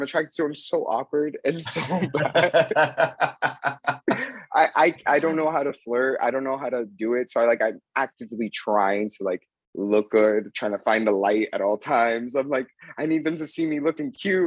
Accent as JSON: {"language": "English", "town": "Miami", "region": "Florida", "country": "United States", "tie": "born or raised there", "moved": "as an adult", "lives_now": "Las Vegas, United States", "said": "I'm from South Florida. I'm from Miami"}